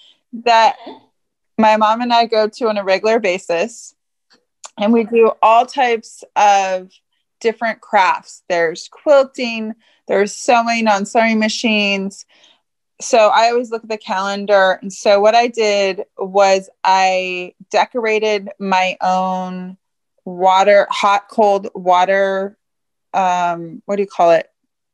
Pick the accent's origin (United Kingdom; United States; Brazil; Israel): United States; Santa Barbara, California; I'm from Santa Barbara